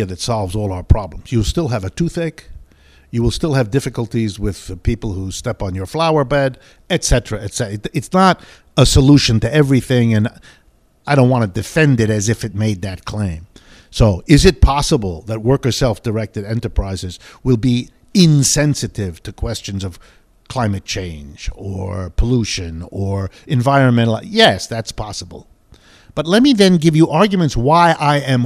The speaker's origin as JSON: {"language": "English", "country": "United States", "tie": "born or raised there", "said": "growing up in the United States"}